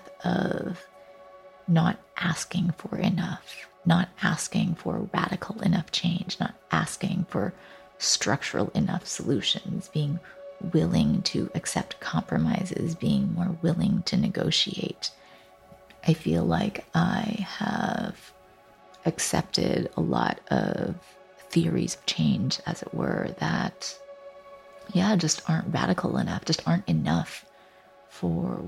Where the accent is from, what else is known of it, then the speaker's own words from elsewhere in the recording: Vancouver, British Columbia, Canada; also born or lived in Taipei, Taiwan; My family immigrated to Canada when I was six, and so I grew up on the stolen lands of the Coast Salish peoples, or currently colonially known as Vancouver, Canada